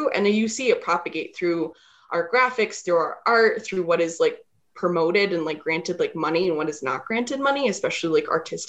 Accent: Laramie, Wyoming, United States; also born or lived in Cheyenne; Even though I've grown up here, I haven't really left here. I was born in Laramie. I lived in Cheyenne.

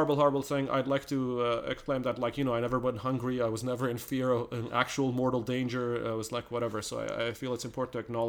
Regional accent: Canada; like, hell yeah, like, damn straight, I am Canadian

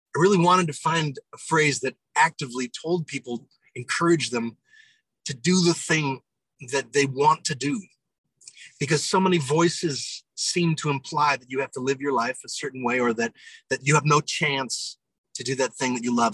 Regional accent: near Broadway, New York, United States; moved away; I grew up near Broadway

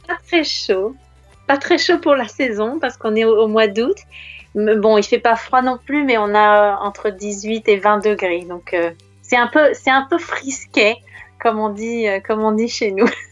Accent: France; je suis française

